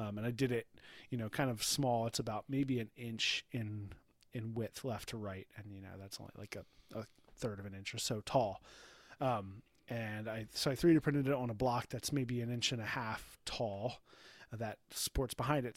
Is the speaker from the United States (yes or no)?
yes; United States; as an American